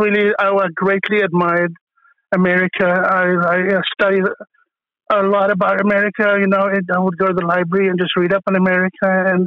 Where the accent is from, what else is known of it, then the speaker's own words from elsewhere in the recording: Germiston, Gauteng, South Africa; moved away as an adult; now in San Francisco Bay Area, United States; Well, I'm a Greek South African. I was born in the Germiston in the old Transvaal.